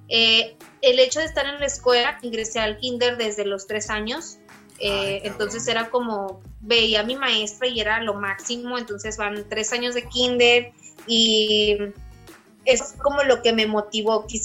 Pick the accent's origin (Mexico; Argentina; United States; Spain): Mexico; Saltillo, Coahuila; also born or lived in Ramos Arizpe, Coahuila; Originaria de Saltillo, Coahuila. Nací en Ramos, pero pues toda mi vida he radicado aquí en Saltillo.